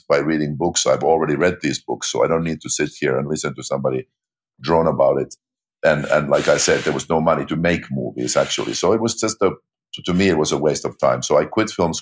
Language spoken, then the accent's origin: English; Finland; moved away; I grew up in Finland, population 5 million, minuscule movie industry